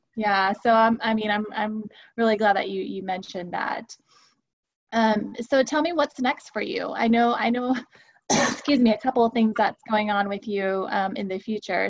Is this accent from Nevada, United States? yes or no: no; Houston, Texas, United States; being from Houston, um, and I was born and raised in Houston